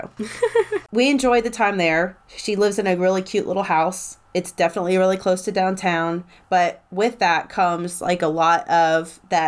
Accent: Tennessee, United States; I'm from Tennessee

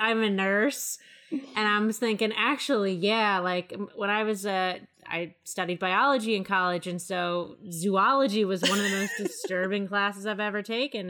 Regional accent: Maryland, United States; I'm from Maryland

